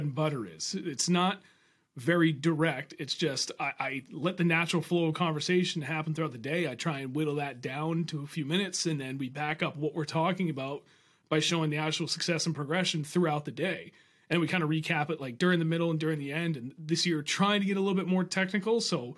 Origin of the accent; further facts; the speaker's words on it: Milford, New Hampshire, United States; Flatlanders, what everybody else in New Hampshire calls us, because we're just down and we're in Milford, in that little valley